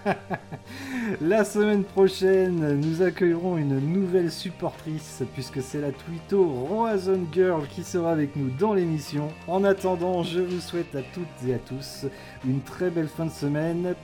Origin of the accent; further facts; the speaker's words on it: Saint-Pern, Brittany, France; saint pern euh, mon village natal